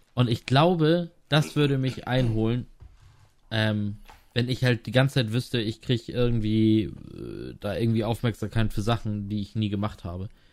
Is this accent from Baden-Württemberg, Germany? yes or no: no; Lower Saxony, Germany; moved away as an adult; also born or lived in Rostock / Graal-Müritz; ich bin auch in Niedersachsen aufgewachsen